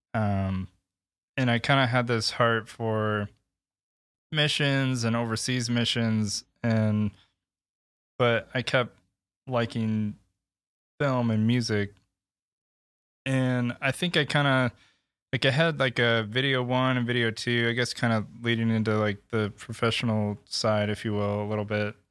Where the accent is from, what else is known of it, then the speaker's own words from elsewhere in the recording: Michigan, United States; born and raised in Michigan